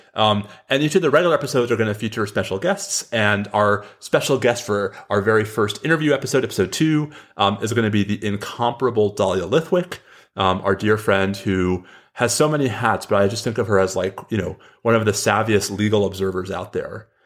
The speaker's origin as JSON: {"language": "English", "region": "New York", "country": "United States", "tie": "born or raised there", "also_born_or_lived": "Washington, D.C.", "moved": "yes", "lives_now": "Austin, United States", "said": "I grew up in New York"}